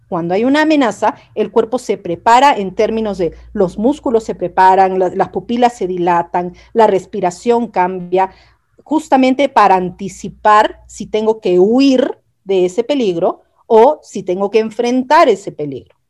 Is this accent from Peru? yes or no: yes; Peru; moved away as an adult; also born or lived in Chile; yo soy peruana